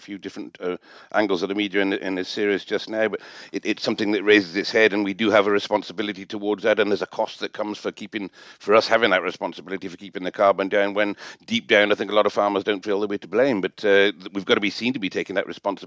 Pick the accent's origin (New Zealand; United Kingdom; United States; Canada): United Kingdom; England; accent: BBC accent; me being an Englishman